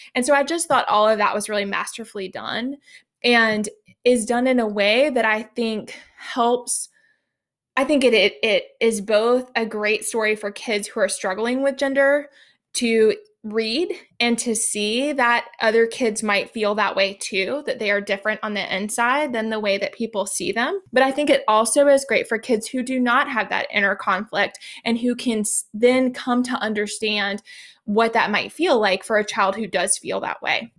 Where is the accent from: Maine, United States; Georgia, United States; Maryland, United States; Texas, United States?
Georgia, United States; moved away; also born or lived in Japan; I grew up in Georgia